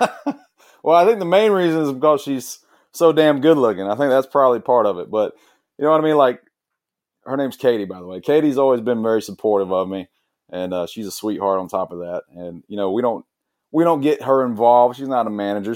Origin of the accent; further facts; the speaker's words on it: Blackshear, Georgia, United States; accent: Southern; I'm originally from South Georgia from a small town called Blackshear, Blackshear Way Cross area